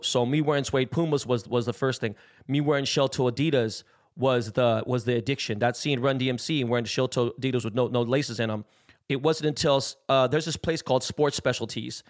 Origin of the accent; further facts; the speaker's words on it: West Coast, United States; I'm from the West Coast